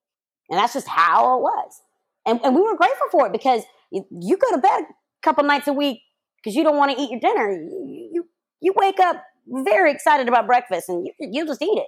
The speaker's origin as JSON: {"language": "English", "region": "the South", "country": "United States", "tie": "born or raised there", "said": "I grew up in the South."}